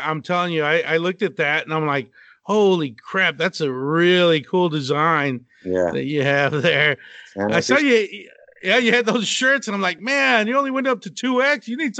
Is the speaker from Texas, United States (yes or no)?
yes; Abilene, Texas, United States; also born or lived in Austin; Yeah, I'm born and raised in Texas, West Texas. Okay. In Abilene, and spent the last like 17 years on and off in Austin or Round Rock area